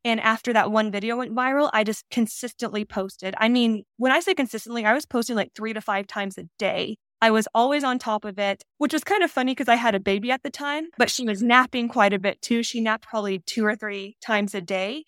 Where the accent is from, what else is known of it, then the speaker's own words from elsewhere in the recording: Northwest Arkansas, United States; moved away as an adult; also born or lived in Utah; now in Las Vegas, United States; I'm originally from Northwest Arkansas. I was born and raised there. I lived there till I was eighteen years old.